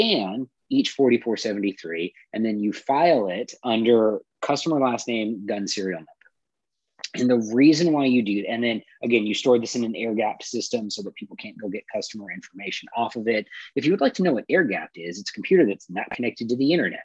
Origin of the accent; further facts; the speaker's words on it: California, United States; I'm from California